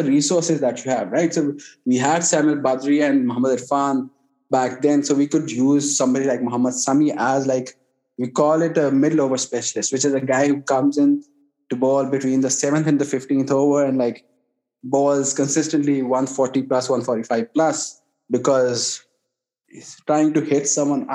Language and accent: English; Pakistan; I'm a Pakistani